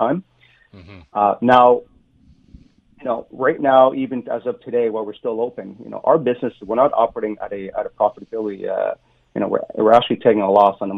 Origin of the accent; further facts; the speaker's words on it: Ottawa, Ontario, Canada; I'm from Ottawa